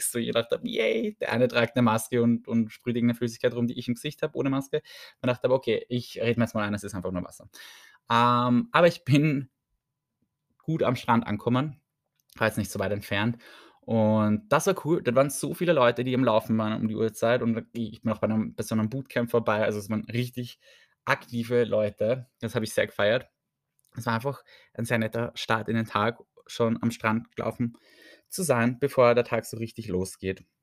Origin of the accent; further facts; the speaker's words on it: Vienna, Austria; ich sage es echt, ich komme aus Wien, ich kann nicht so viel abschrecken an Unfreundlichkeit, dachte ich immer.